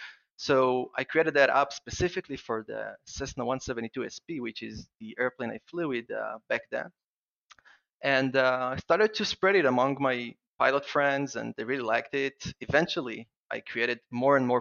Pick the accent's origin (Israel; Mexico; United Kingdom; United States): Israel; I would like first to apologize for my accent. I'm from Israel and I have a strange accent when I'm excited